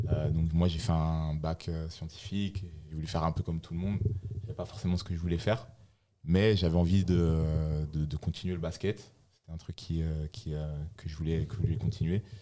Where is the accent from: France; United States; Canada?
France; Laval, Pays de la Loire; moi, je, je viens de, je suis originaire de Laval j'ai eu une enfance euh, assez, difficile.